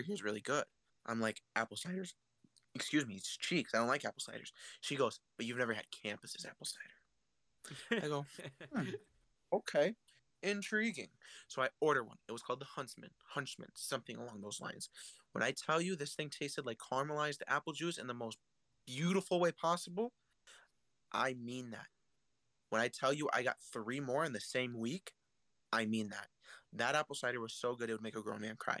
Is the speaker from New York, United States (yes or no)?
no; near Milwaukee, Wisconsin, United States; I grew up near Milwaukee. I grew up about 30 minutes away from Milwaukee